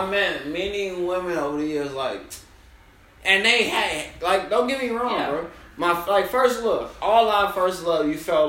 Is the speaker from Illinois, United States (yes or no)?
yes; Chicago, Illinois, United States; moved away as an adult; now in New York, United States; I'm from Chicago.